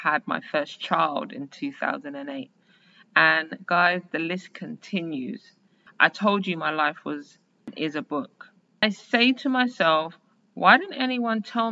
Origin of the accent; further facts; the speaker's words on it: London, United Kingdom; Born and raised as a Londoner in 1980